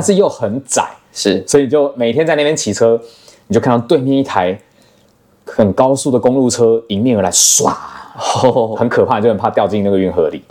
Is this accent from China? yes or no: no; Taiwan; 只有我一个台湾人